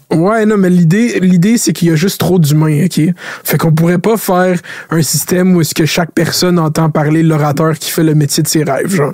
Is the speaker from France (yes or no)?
no; Laval, Quebec, Canada; je viens de Laval. Laval, c'est une ville d'autoroute. J'habite à côté de la quinze